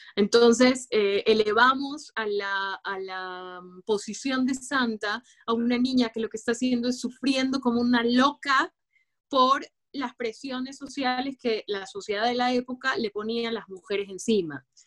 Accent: Guayaquil, Guayas, Ecuador; una chica del sur de Guayaquil, de Guayaquil, Ecuador

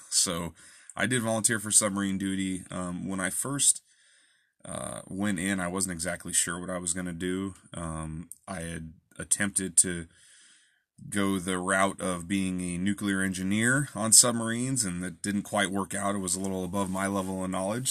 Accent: Olympia, Washington, United States; I'm from Olympia

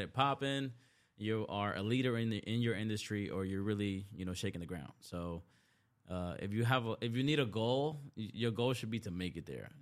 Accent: New York City, New York, United States; also born or lived in Dominican Republic; growing up in the Bronx or just, like, number one, being born in D R, like, I was born in the country

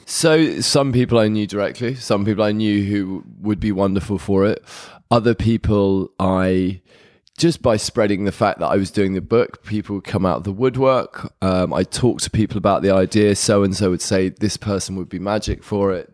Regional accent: London, United Kingdom; moved away as an adult; was born in Hammersmith, and then we had a place, uh, just in Clapham in the early eighties

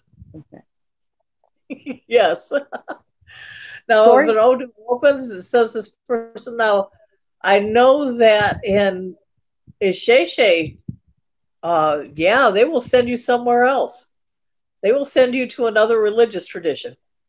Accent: Cleveland, Ohio, United States; Yes, I am from Cleveland.

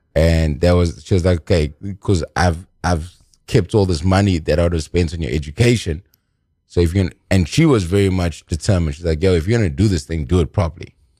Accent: South Africa; I'm from South Africa

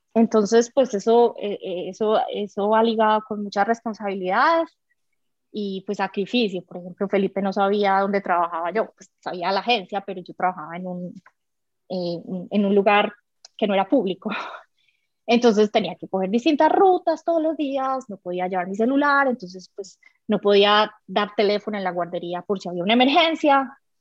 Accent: Medellín, Antioquia, Colombia; yo crecí en Medellín, en colegio niña

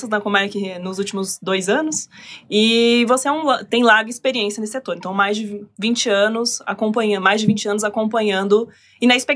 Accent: Bahia, Brazil; now in Rio de Janeiro, Brazil; Não sou energia. carioca, sou baiana.

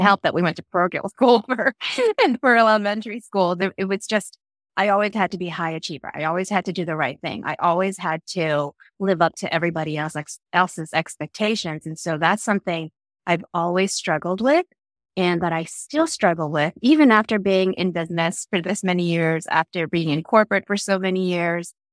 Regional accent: New York City, New York, United States; born or raised there; English is a second language; also born or lived in Philippines

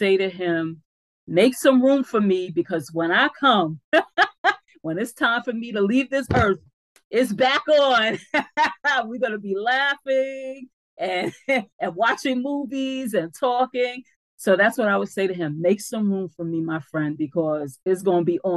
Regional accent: New York City, New York, United States; In the area where we grew up in the Bronx, our public housing development is called Bronx River.

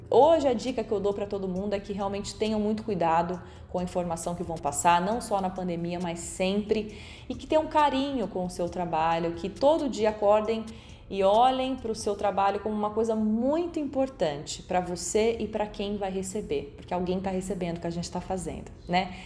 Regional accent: Bauru, São Paulo, Brazil; moved away as an adult; now in Jundiaí, Brazil; sou natural do município de Bauru, no interior de São Paulo. Atualmente eu vivo em Jundiaí

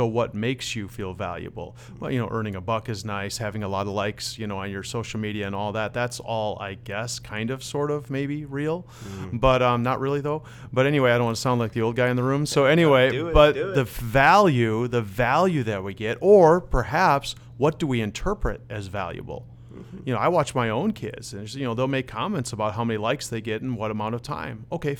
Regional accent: Netherlands; born there; So I am Dutch. I was born in the Netherlands. I'm fluent in Dutch.

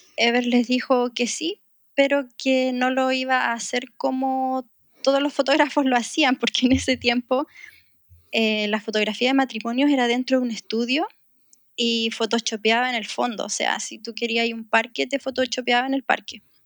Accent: Chile; moved away as an adult; also born or lived in Middle East; a pesar de que somos chilenos, vivimos muchos años en el Medio Oriente

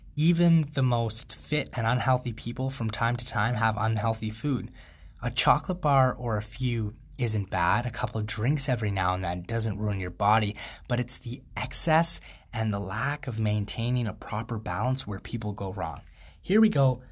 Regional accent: Canada; I'm a Canadian free thought advocate

